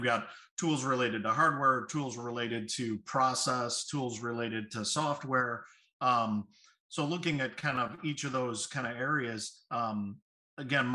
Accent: Chicago, Illinois, United States; I'm from Chicago

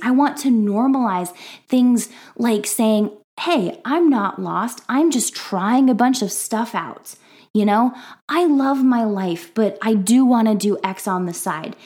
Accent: Minnesota, United States; now in Iowa, United States; I am from the Midwest, specifically from Minnesota, but currently I am hanging out in Iowa

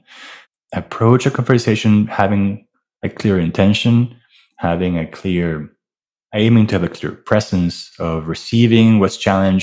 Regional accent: Venezuela; also born or lived in Miami; now in New York, United States; I'm from Venezuela. I grew up in a house, a wonderful family

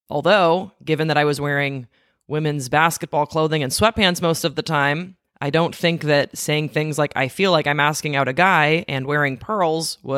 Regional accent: Belgium; I said I was from Belgium, and to this day, it remains one of the more confusing things that people learn about me when we meet.

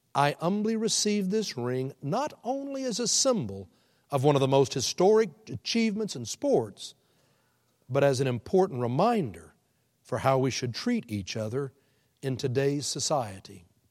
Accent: Houston, Texas, United States; now in Oklahoma City, United States; I was born and raised in Houston

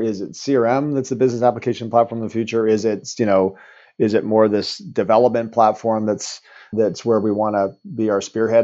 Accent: Eastern Canada, Canada; moved away as an adult; also born or lived in Vancouver, Canada; now in Woodinville, United States; I'm Canadian, and so I was born and raised back east

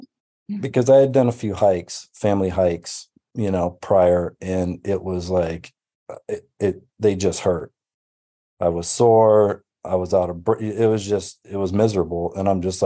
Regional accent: Auburn, California, United States; also born or lived in Racine, Wisconsin; was born in Racine, Wisconsin, moved here when I was seven.

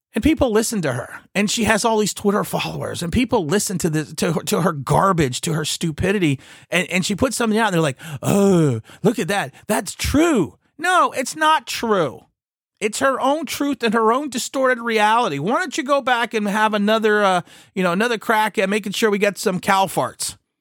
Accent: East Coast, United States; I am from the East Coast

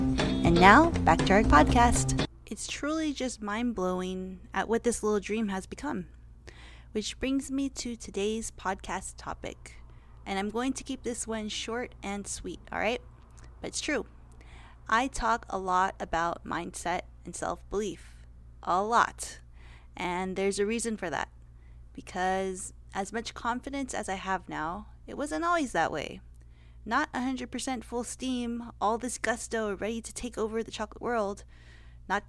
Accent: Los Angeles, California, United States; also born or lived in San Diego / New York / Las Vegas / Beverly Hills; Your girl was born and raised in the Valley

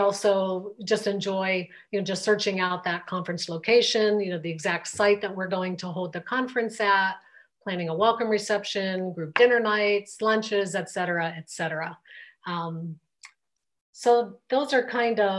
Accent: Pittsburgh, Pennsylvania, United States; now in Colorado, United States; we are from the Pittsburgh, Pennsylvania area. And so we still have a lot of family back there.

